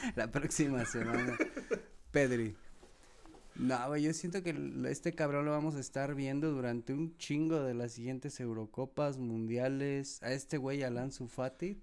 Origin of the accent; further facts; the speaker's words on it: Mexico; nosotros que como mexicanos